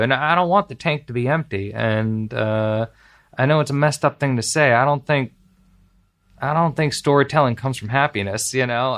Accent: Beverly Hills, California, United States; I grew up in Los Angeles, grew up in Beverly Hills

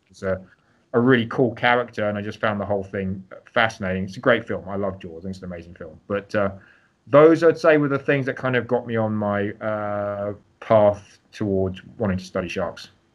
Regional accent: London, United Kingdom; also born or lived in Greece / St Andrews, Scotland / California / Hawaii; now in United States; I'm actually originally from London, so London born and raised.

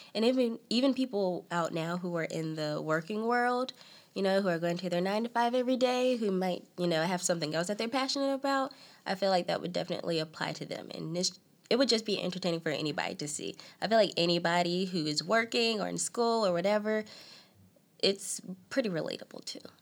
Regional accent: Selma, North Carolina, United States; also born or lived in Raleigh, North Carolina / Clayton, North Carolina; I was born in Raleigh. Been in Raleigh all my life. Basically, I moved to Selma, North Carolina, when I was about three or four

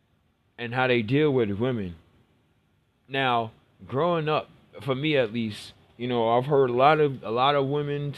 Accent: New York City, New York, United States; I grew up in Brooklyn. I grew up in the hood

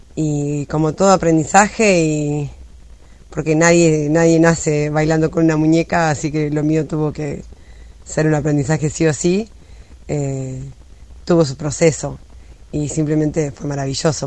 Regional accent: Argentina; moved away as an adult; also born or lived in Germany; nos representa a los argentinos

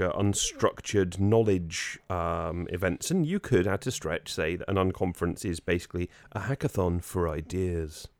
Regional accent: United Kingdom; now in Jersey; we were British

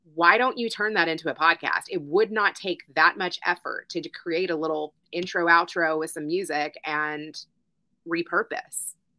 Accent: Louisville, Kentucky, United States; my hometown in Louisville

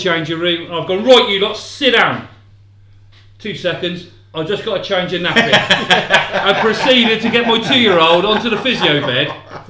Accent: Oxford, South East England, United Kingdom; I came from Barton.

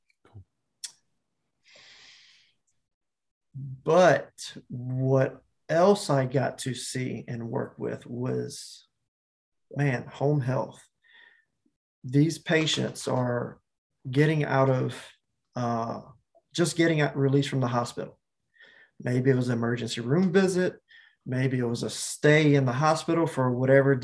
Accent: Picayune, Mississippi, United States; moved away as an adult; also born or lived in Hawaii; my hometown of Picayune, Mississippi

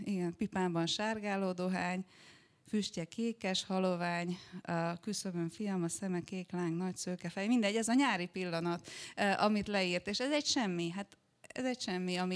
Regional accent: Szombathely, Vas, Hungary; akkor Szombathelyen éltem, ott végeztem a gimnáziumot

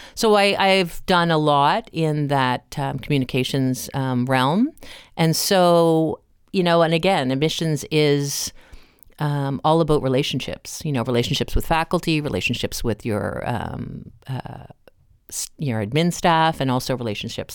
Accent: Cape Breton, Nova Scotia, Canada; moved away; I'm from Cape Breton originally

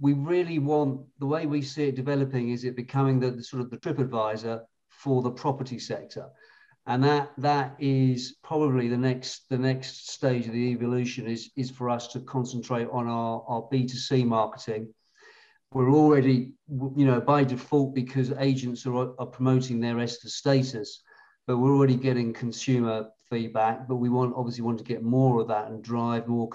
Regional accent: United Kingdom; being British

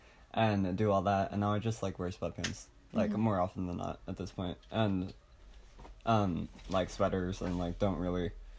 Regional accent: Easton, Maryland, United States; also born or lived in Cambridge, Maryland; I was born in Easton, Maryland. Oh yeah. I have not moved. I mean, I stayed in the within 30 minutes of Easton.

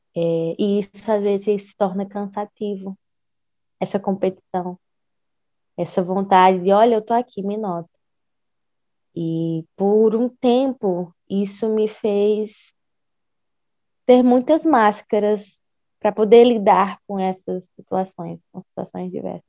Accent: Ceará, Brazil; enquanto mulher, enquanto cearense

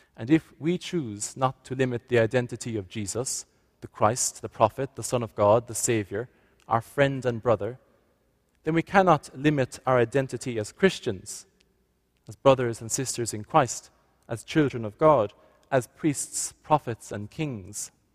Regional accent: Ireland; moved away as an adult; now in Nova Scotia, Canada; can't quite work out my accent, I've come from Ireland

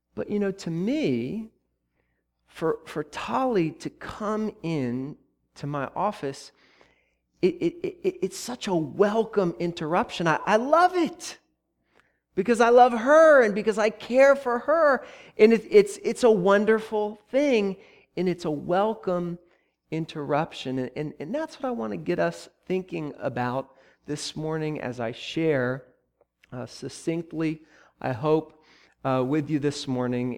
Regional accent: Columbus, Ohio, United States; moved away; my hometown, the place where I grew up and where I went to college

